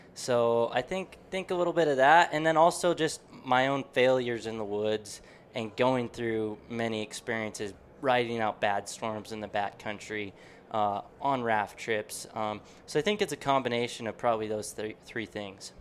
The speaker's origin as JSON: {"language": "English", "town": "Deer Lodge", "region": "Montana", "country": "United States", "tie": "born or raised there", "said": "growing up in Western Montana in Deer Lodge there"}